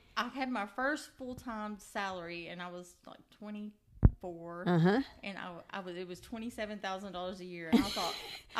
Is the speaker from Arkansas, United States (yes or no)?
yes; Nashville, Arkansas, United States; moved away as an adult; now in Mineral Wells, United States; I was there 5 years as the city parks director in my hometown of Nashville, Arkansas.